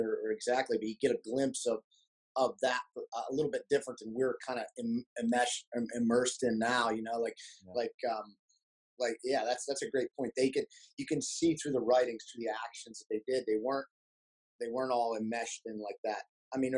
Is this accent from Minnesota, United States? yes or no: no; Brookville, Pennsylvania, United States; also born or lived in Clearfield, Pennsylvania; now in Pittsburgh, United States; We kind of bounced around all over those towns. I went to high school in Brookville